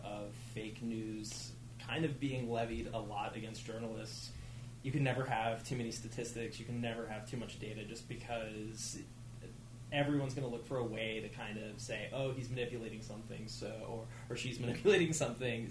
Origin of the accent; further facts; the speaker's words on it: Memphis, Tennessee, United States; moved away as an adult; now in Boston, United States; I originally am from Memphis, Tennessee, came up to Boston to go to Boston College